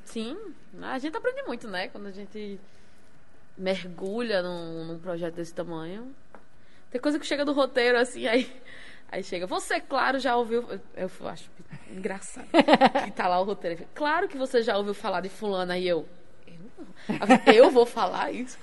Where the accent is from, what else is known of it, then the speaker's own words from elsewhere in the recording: Natal, Rio Grande do Norte, Brazil; also born or lived in Mossoró; Eu sou de Mossoró, só que eu nunca morei em Mossoró, sempre morei em Natal, minha vida toda. Eu que moro em Natal há 26 anos